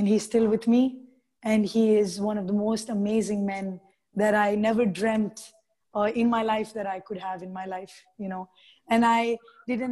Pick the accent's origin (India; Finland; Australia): India; I'm Indian